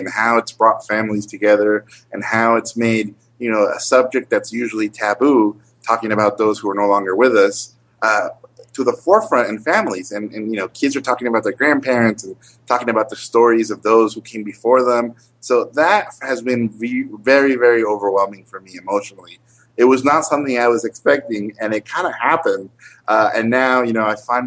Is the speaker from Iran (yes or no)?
no; Mexico; moved away; I grew up in Mexico.